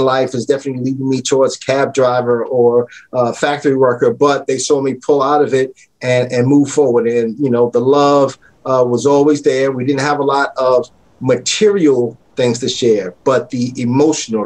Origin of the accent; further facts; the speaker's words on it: New York City, New York, United States; moved away as an adult; I grew up in the South Bronx